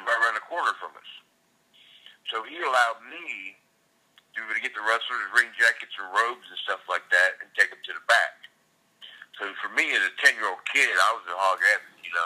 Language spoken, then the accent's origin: English; Savannah, Georgia, United States; moved away as an adult; also born or lived in Carrollton, Georgia; now in Hilton Head Island, United States; I was born and raised in Savannah, Georgia